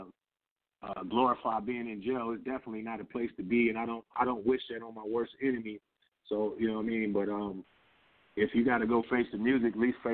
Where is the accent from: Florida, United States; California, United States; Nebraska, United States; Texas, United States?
California, United States; San Diego; I'm from San Diego